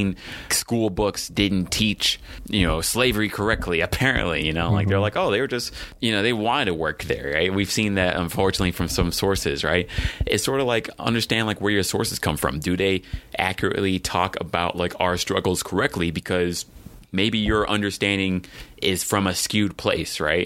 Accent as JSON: {"language": "English", "region": "Texas", "country": "United States", "said": "I'm from Texas"}